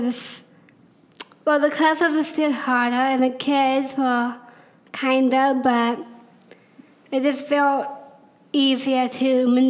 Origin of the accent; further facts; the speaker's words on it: Tallahassee, Florida, United States; also born or lived in Marianna, Florida; So I was born in Marianna, Florida, which is a little town just an hour away from Tallahassee. I lived there for a little while till I moved to Tallahassee when I was in the third grade.